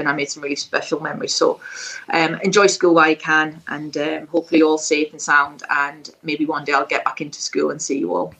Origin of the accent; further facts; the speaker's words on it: Stanley, North East England, United Kingdom; moved away; also born or lived in London; It'll always be my hometown